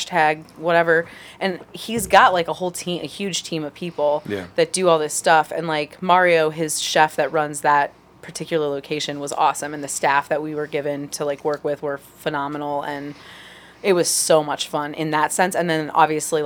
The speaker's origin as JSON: {"language": "English", "town": "San Diego", "region": "California", "country": "United States", "moved": "as an adult", "lives_now": "Cleveland, United States", "said": "I'm from San Diego"}